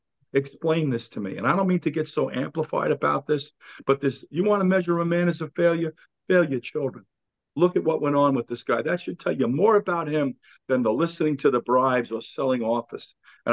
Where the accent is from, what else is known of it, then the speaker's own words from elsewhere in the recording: New York City, New York, United States; I'm a New Yorker.